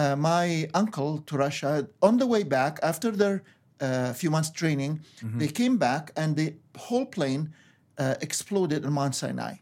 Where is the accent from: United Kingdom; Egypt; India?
Egypt; born there; Well, I was born in Egypt, and as you referred to, and to a Coptic Christian family.